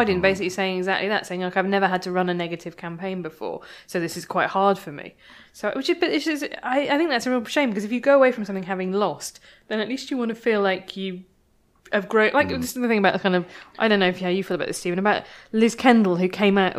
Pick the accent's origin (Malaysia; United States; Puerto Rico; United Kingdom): United Kingdom; which I felt really uncomfortable about being very British